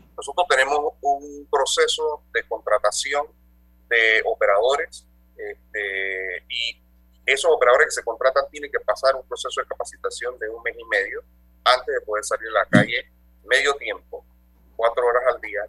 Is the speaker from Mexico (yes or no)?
no; Panama; somos una empresa administrada 100% por panameños, todos nosotros somos panameños